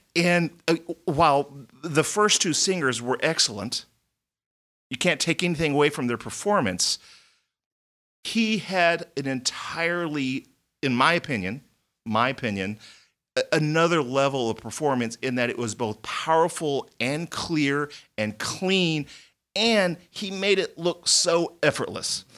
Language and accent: English; Texas, United States; moved away; I grew up in Texas